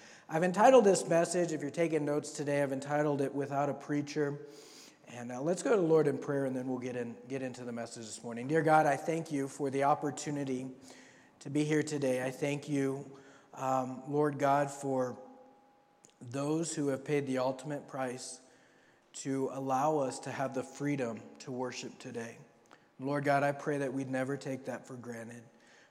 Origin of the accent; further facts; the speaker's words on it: Papua New Guinea; Bougainville, growing up in Papua New Guinea, Bougainville was like one of those places you saw on the news